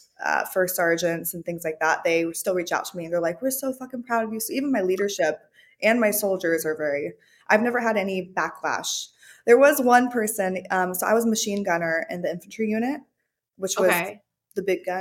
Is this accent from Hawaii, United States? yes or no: yes; Hawaii, United States; Yeah. So I grew up in Hawaii. My parents were military, so they were really hard on me. But I grew up in Hawaii and I just surfed, skipped school a lot.